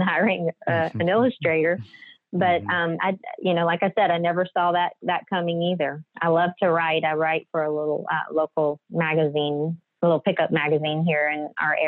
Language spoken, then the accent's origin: English; Southwest Louisiana, United States; I'm originally born and raised here in Southwest Louisiana. I live in Lake Charles